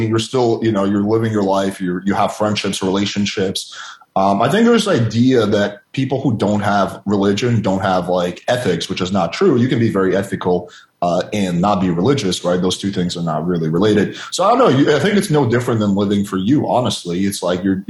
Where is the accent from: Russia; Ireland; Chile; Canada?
Russia; moved away; When I had a Christian nanny when I was growing up in Russia